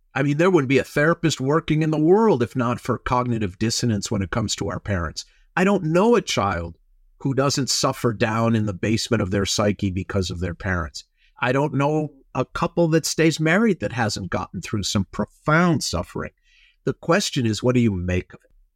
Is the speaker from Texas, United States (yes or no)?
no; Minnesota, United States; now in Los Angeles, United States; I grew up in Minnesota